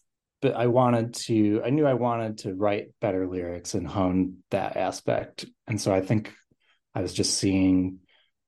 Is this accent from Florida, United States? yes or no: no; Rochester, New York, United States; Yeah, so I grew up in the Rochester, New York area.